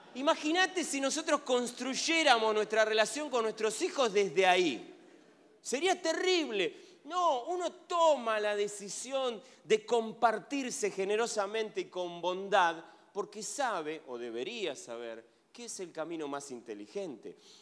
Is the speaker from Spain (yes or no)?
no; Argentina; Soy argentino